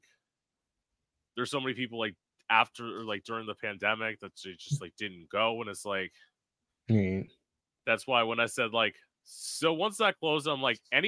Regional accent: South Florida, United States; I'm originally from South Florida. I'm living at home now. I live about an hour north of West Palm Beach.

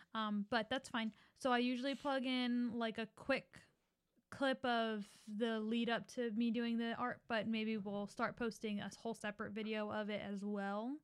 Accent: Philadelphia, Pennsylvania, United States; we grew up in Philly going to public school

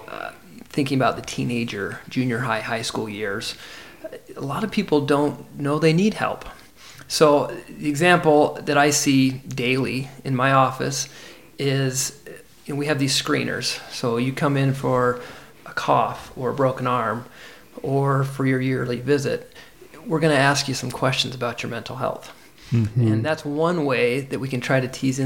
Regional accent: Sandy, Utah, United States; I grew up in Sandy.

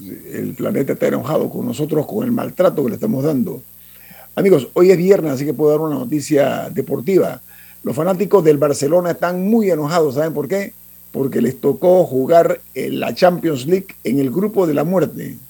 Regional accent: Panama; las playas de Panamá, ese es un regalo eh, eh, divino que tenemos nosotros

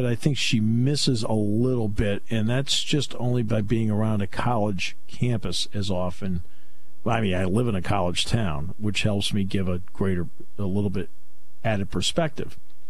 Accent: United States; I'm an American in Ireland

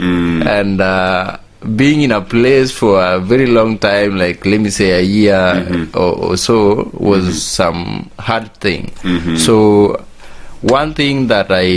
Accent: Kenya; also born or lived in Kisumu; I am a Kenyan. I live in Kisumu.

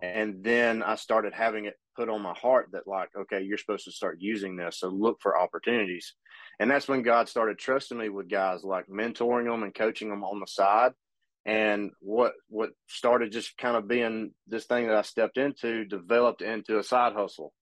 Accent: Pumpkin Center, Alabama, United States; also born or lived in Hartselle, Alabama; I grew up in a little town called Pumpkin Center, Alabama

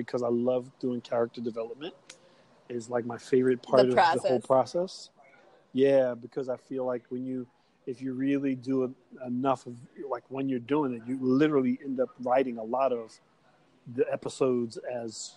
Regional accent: New York, United States; You do know I'm from New York

